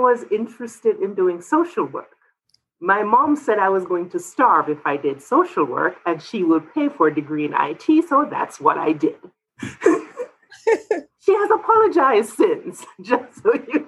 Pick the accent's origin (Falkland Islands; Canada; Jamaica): Jamaica; moved away as an adult; also born or lived in Florida; now in New Mexico, United States; I'm originally from Jamaica. I grew up there, went to college there, but I did grad school in Florida